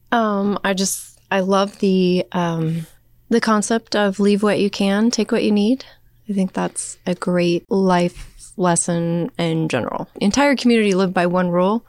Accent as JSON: {"language": "English", "town": "Wamego", "region": "Kansas", "country": "United States", "tie": "born or raised there", "also_born_or_lived": "Manhattan, Kansas", "said": "I grew up in Wamego"}